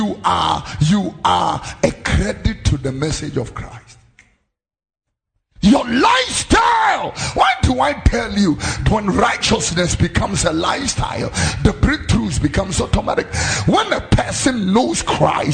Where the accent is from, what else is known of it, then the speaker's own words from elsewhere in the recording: Accra, Greater Accra, Ghana; also born or lived in Tesano, Accra; I was born here in Tesano and grew up in Fadama and Abekam